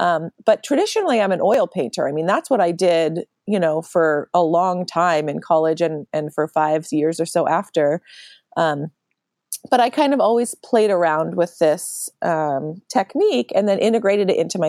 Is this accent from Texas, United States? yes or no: no; Philadelphia, Pennsylvania, United States; And I'm originally from Philadelphia, suburb.